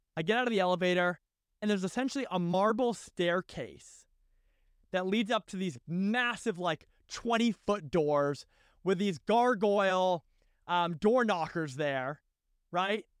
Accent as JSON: {"language": "English", "region": "Massachusetts", "country": "United States", "said": "I was from Massachusetts"}